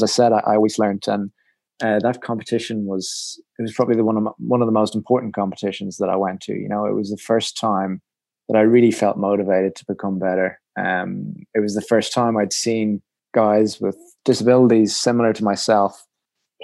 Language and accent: English; Ireland; I was from Ireland